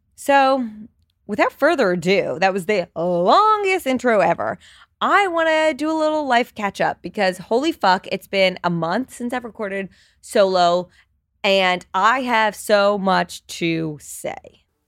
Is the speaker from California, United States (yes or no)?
no; New Jersey, United States; moved away as an adult; now in New York City, United States; I grew up in Jersey, but I've been in New York for the past ten years.